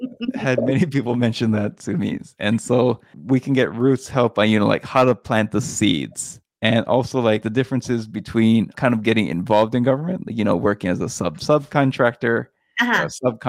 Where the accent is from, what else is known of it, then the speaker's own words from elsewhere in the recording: Hawaii, United States; And we are both from Hawaii.